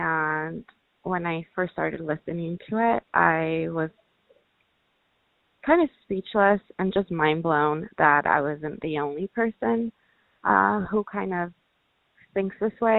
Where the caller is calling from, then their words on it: Ontario, California, United States; I'm calling from Ontario, California.